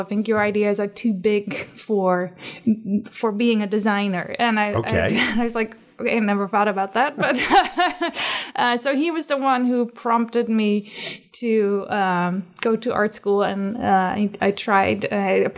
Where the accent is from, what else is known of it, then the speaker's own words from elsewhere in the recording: Netherlands; moved away; growing up in the Netherlands